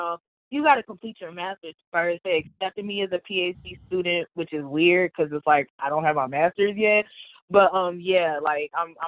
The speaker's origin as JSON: {"language": "English", "town": "Chicago", "region": "Illinois", "country": "United States", "moved": "as an adult", "lives_now": "Champaign, United States", "said": "Yeah, I'm from Chicago, but I'm in Central Illinois for college"}